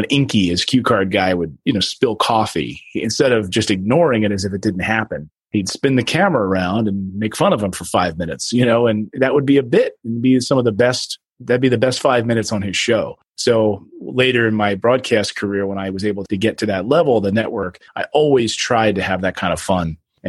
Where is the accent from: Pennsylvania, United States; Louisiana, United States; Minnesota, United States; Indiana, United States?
Pennsylvania, United States; Reading; also born or lived in Philadelphia, Pennsylvania; Philadelphia, then moved to Reading, Pennsylvania. So grew up in the Pennsylvania area and always been an East Coast person.